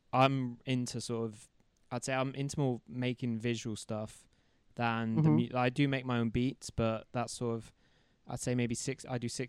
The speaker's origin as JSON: {"language": "English", "town": "Plymouth", "region": "South West England", "country": "United Kingdom", "tie": "born or raised there", "said": "Because I'm from Plymouth, which is like a small town in England, or a small city, small city, I should say. And we're like 4 hours from London and like any other sort of big city"}